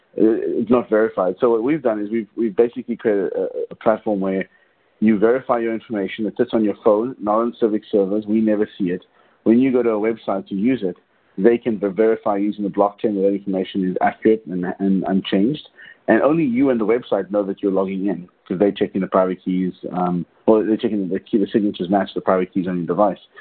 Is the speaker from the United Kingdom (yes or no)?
no; South Africa; I grew up in South Africa during apartheid.